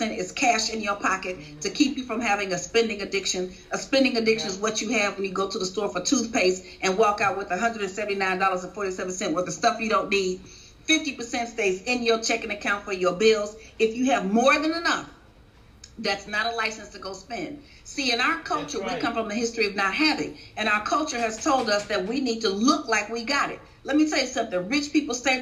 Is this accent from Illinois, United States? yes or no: yes; Chicago, Illinois, United States; I was born and raised in Chicago.